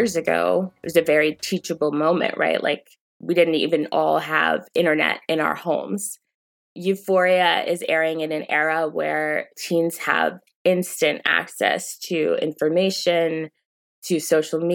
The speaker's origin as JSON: {"language": "English", "region": "Maryland", "country": "United States", "tie": "born or raised there", "said": "as a teenager growing up in Maryland"}